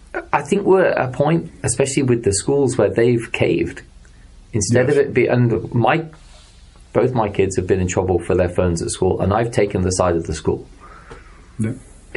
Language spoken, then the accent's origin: English; England, United Kingdom; moved away; back in England when I used to go play cricket